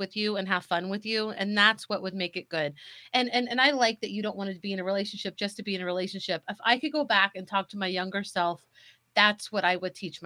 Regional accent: St. Joseph, Missouri, United States; my hometown

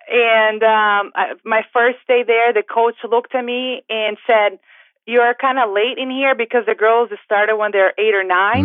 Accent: São Paulo, Brazil; English is a second language; now in United States; I was born and raised in Brazil in a state called São Paulo

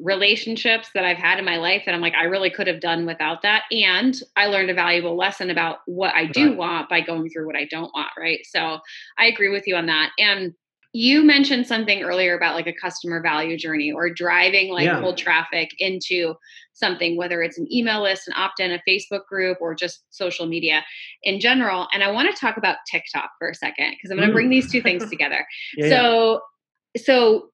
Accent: New York, United States; born or raised there

